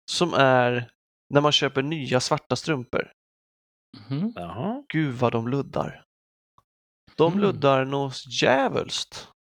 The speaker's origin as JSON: {"language": "Swedish", "country": "Sweden", "said": "Sa jag att jag är svensk?"}